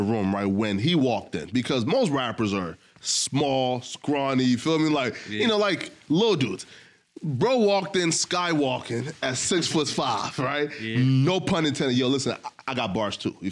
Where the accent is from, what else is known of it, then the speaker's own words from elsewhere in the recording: North Dakota, United States; also born or lived in Philadelphia; I always said that I was from North Dakota, right? Right? Right? Because like, that's where I spend most of my life